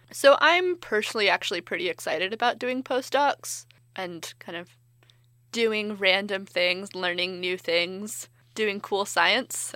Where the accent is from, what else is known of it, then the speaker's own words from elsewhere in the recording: California, United States; I'm from California